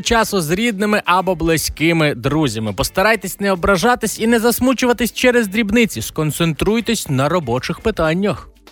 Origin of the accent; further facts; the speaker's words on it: Galicia, Ukraine; у нас на Галичині